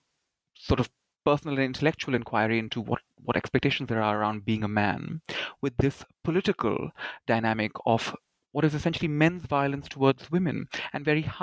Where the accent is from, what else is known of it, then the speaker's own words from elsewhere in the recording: India; So I guess growing up in India as a young person, particularly as a queer young person, the question of what was expected of me, how I'm supposed to behave, supposed to act as a man, has always been something that I have sort of grown up